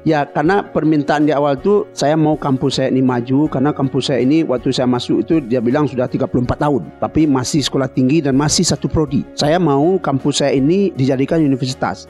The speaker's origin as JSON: {"language": "Indonesian", "area": "Batipuh Baru", "region": "West Sumatra", "country": "Indonesia", "tie": "born or raised there", "also_born_or_lived": "Padang Panjang / Padang", "moved": "as an adult", "said": "saya ini kan orang kampung sana. Ya, saya eh. itu kampung kecil saya itu di Patipuh Baru namanya"}